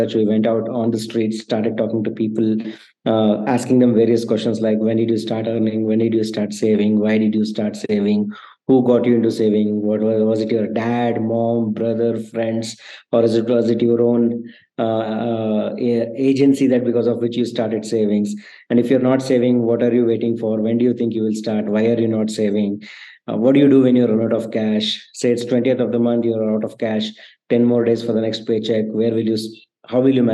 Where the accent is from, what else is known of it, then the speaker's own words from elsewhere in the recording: Hassan, Karnataka, India; moved away as an adult; also born or lived in Bangalore; I come from the city called Hassan, which is like 3 hours from Bangalore